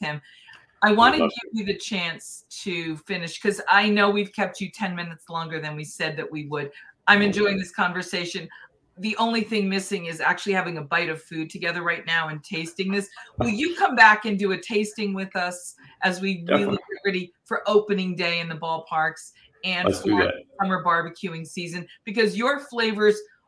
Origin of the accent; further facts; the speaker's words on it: New England, United States; I grew up in New England